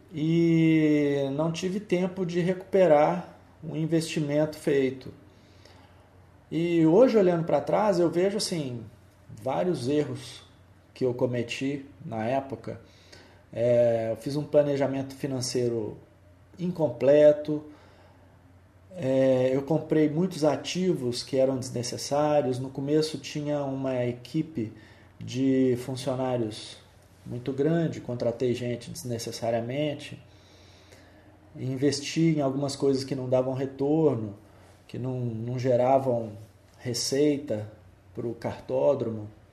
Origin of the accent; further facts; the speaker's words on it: Belo Horizonte, Minas Gerais, Brazil; Eu sou belo horizontino, sou mineiro, nasci em Belo Horizonte